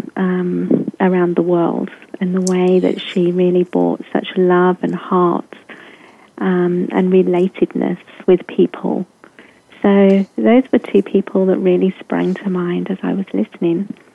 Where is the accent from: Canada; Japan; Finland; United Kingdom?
United Kingdom; England; I was um, raised in England, as you can hear by my accent